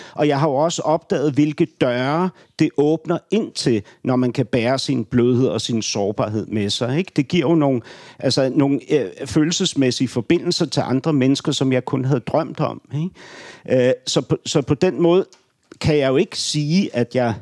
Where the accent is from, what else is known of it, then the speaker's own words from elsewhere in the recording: Ordrup, Capital Region of Denmark, Denmark; also born or lived in Beirut, Lebanon / Nørrebro, Copenhagen; now in Copenhagen, Denmark; jeg kommer fra Ordrup